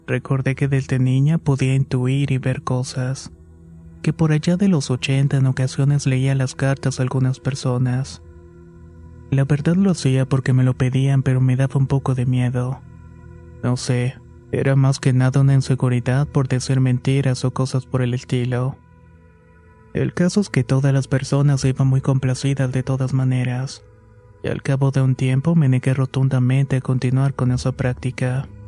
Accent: Mexico City, Mexico; moved away as an adult; also born or lived in Oaxaca; Soy originaria de la Ciudad de México, pero por razones de trabajo de quien era mi pareja en el año de 1999, nos fuimos a vivir a la ciudad de Oaxaca.

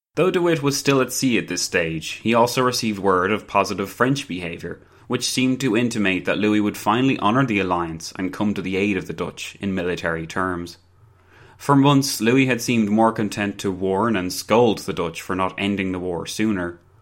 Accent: Ireland; I'm Irish

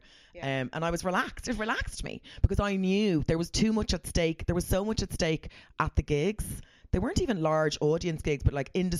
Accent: Ireland; I'm very Irish.

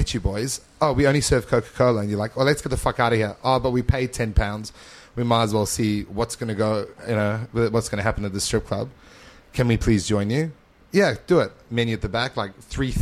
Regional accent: Johannesburg, Gauteng, South Africa; moved away as an adult; also born or lived in Mpumalanga, South Africa; now in Adelaide, Australia; we moved from Johannesburg to Mpumalanga province, which is like on the border of Mozambique

